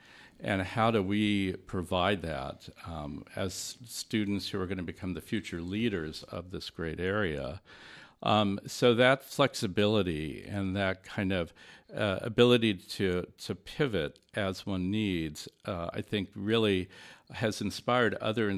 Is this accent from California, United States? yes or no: yes; Los Angeles, California, United States; now in Detroit, United States; I'm originally from Los Angeles area, and I came to work in the architecture school here.